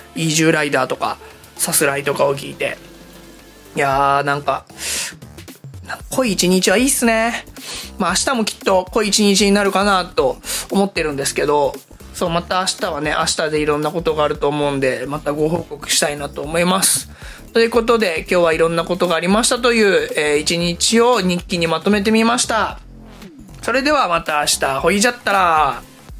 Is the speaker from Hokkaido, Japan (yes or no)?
no; Hiroshima, Japan; accent: Hiroshima dialect; now in Tokyo, Japan; お互い広島弁で喋れて、僕久々の素で出た広島弁だった